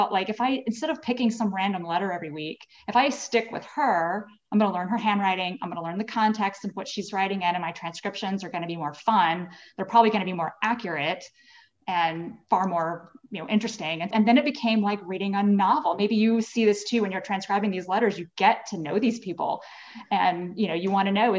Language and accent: English; Little Rock, Arkansas, United States; also born or lived in Dallas; now in Virginia, United States; We grew up in Arkansas